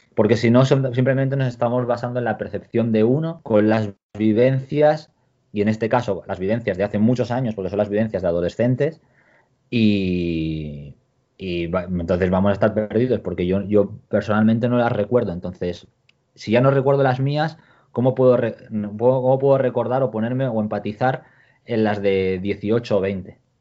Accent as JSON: {"language": "Spanish", "country": "Spain", "moved": "as an adult", "lives_now": "China", "said": "el staff somos más gente española"}